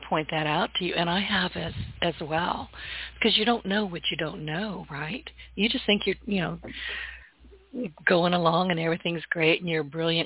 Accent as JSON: {"language": "English", "region": "the South", "country": "United States", "said": "I'm a Southerner"}